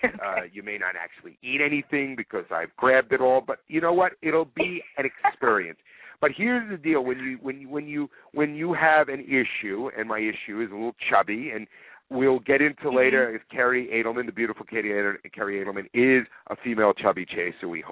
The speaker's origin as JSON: {"language": "English", "town": "New York City", "region": "New York", "country": "United States", "tie": "born or raised there", "said": "I grew up in Queens"}